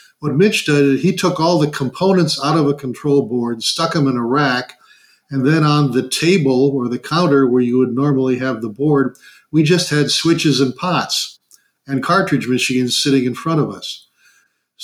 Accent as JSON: {"language": "English", "region": "Minnesota", "country": "United States", "moved": "yes", "said": "I'm originally from Minnesota"}